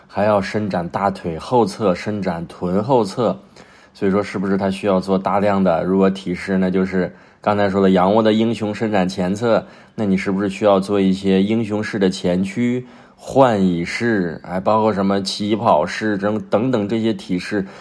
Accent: China; 就像我们中国人蹲这个厕所

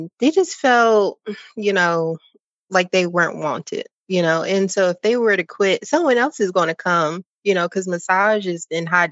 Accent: Philadelphia, Pennsylvania, United States; also born or lived in Texas / Virginia; now in North Carolina, United States; I'm from Philadelphia.

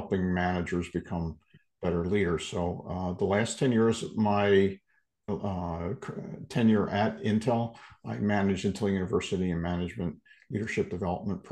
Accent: Philadelphia, Pennsylvania, United States; I was born and raised in the Philadelphia area

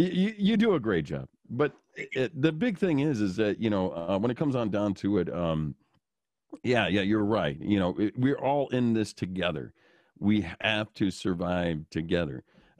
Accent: Illinois, United States; growing up in the Chicagoland area, you would see those things too. But recently, this has just been a ongoing thing that has been an eye-opener to me here in Wisconsin.

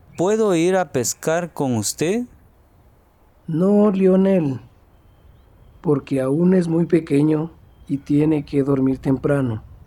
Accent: Guatemala; soy de Guatemala

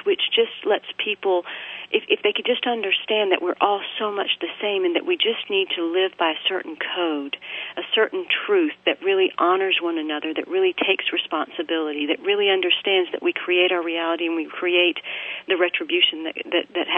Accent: Bible Belt South, United States; I'm an Indian by heritage, but I've grown up pretty much in the United States and in the Bible Belt South

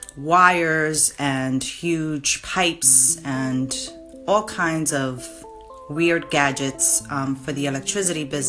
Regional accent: New York City, New York, United States; We're both from the Bronx. We love our community.

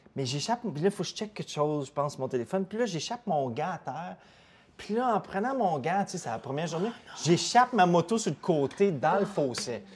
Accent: Chesterville, Quebec, Canada; je viens de Chesterville, c'est un petit village proche d'Amnord

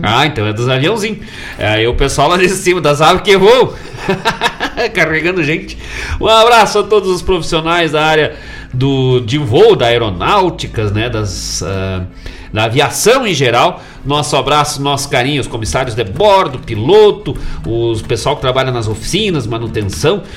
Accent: Gaúcho, Rio Grande do Sul, Brazil; como nascemos gaúcho

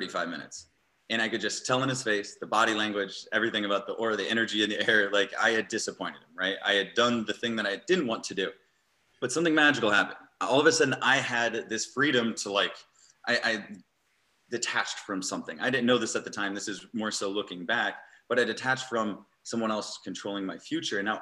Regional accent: Eastern Iowa, United States; now in San Diego, United States; I grew up on a small town farm in Eastern Iowa

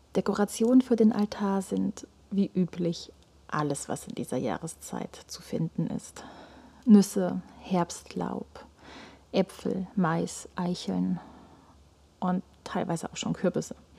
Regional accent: Germany; bei uns in Deutschland

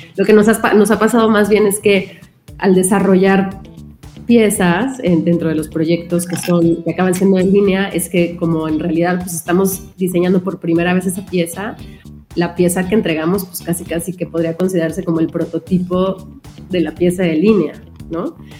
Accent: Mexico; como mexicanos

